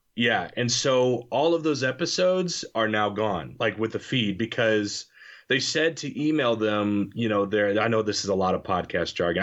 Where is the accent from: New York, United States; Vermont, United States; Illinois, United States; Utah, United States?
Illinois, United States; moved away as an adult; also born or lived in Kentucky; now in Cape Girardeau, United States; I'm from Illinois